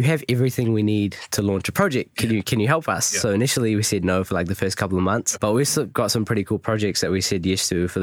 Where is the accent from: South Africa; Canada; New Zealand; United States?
New Zealand; I'm from New Zealand